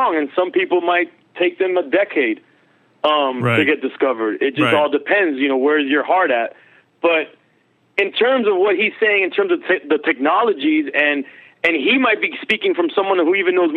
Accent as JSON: {"language": "English", "town": "Miami", "region": "Florida", "country": "United States", "tie": "born or raised there", "also_born_or_lived": "Los Angeles", "said": "I'm raised in Miami"}